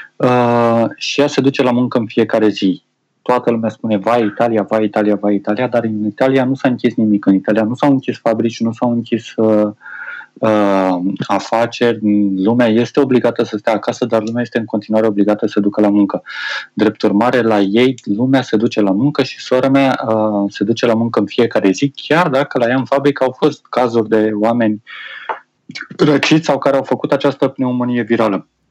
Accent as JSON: {"language": "Romanian", "country": "Romania", "also_born_or_lived": "Chișinău, Moldova", "said": "am 5 ani de zile de când am plecat din România și am o lună de când am revenit înapoi"}